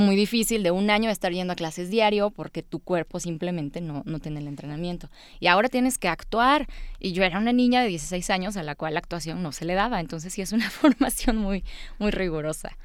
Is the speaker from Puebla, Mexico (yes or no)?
yes; Puebla, Mexico; also born or lived in Veracruz; Soy de Veracruz, aunque residí en Puebla desde los cinco años. Soy de corazón poblano